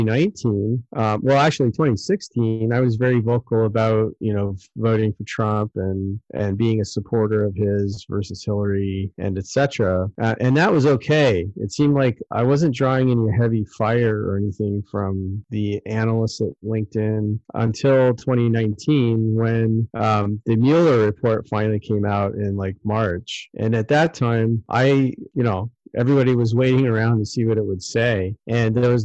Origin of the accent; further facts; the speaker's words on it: United States; as an American